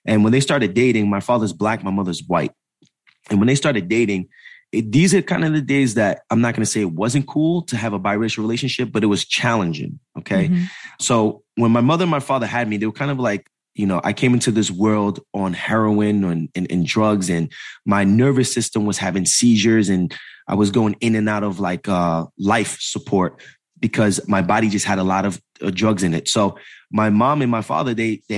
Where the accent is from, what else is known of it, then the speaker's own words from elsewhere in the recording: Jersey City, New Jersey, United States; born there; So I was born in Jersey City, New Jersey, and born downtown Jersey City, New Jersey.